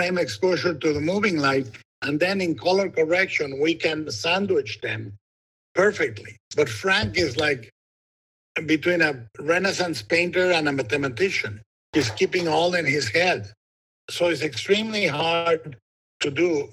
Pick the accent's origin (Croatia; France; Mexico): Mexico; Guadalajara, Jalisco; born or raised there